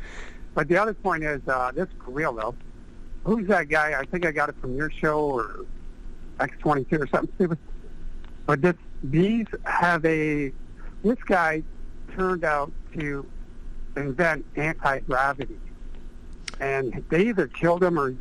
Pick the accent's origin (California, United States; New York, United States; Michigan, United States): Michigan, United States; Detroit; growing up in Detroit